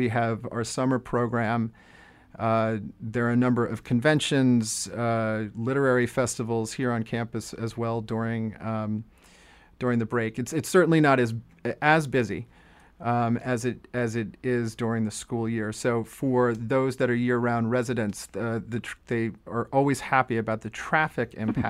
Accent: Jersey Shore, New Jersey, United States; now in Amherst, United States; I grew up on the Jersey Shore

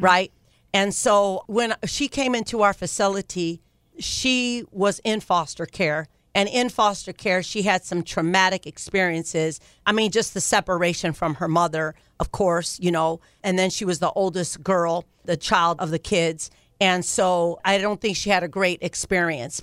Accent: Ohio, United States; moved away as an adult; now in California, United States; I'm from Ohio

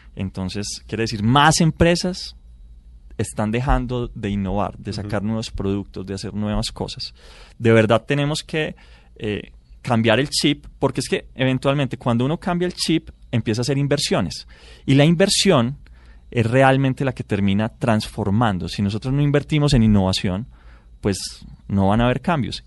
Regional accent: Colombia; nosotros necesitamos cinco colombianos para producir lo que produce un americano

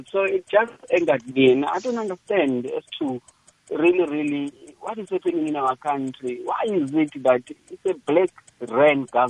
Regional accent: South Africa; South African

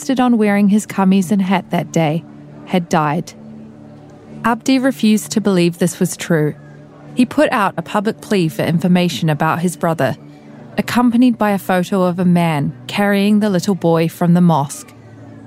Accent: Christchurch, Canterbury, New Zealand; now in Dubai, United Arab Emirates; Christchurch story because it was my hometown

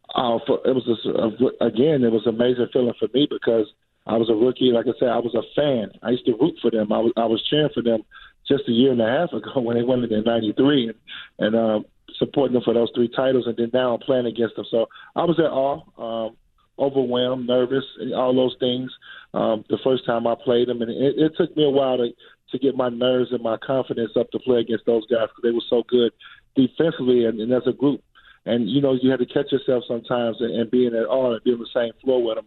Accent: Chicago, Illinois, United States; I'm a kid from Chicago

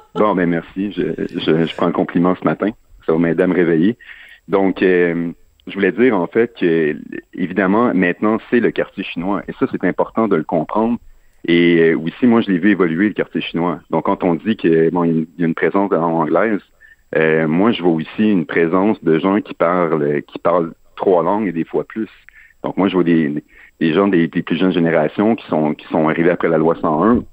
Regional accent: Chambly, Quebec, Canada; je suis je suis pas natif de Montréal, je suis natif de Chambly

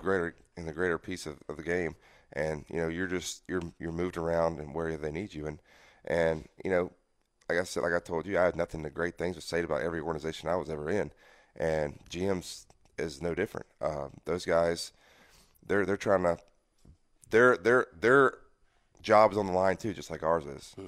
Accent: Mississippi, United States; I'm a Southern guy. You know, I, am from Mississippi, uh, born and raised

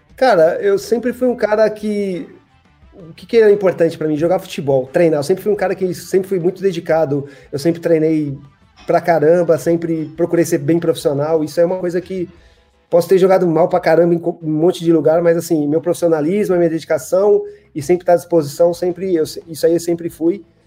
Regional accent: São Paulo, Brazil; eu sou de São Paulo, cresci em São Paulo.

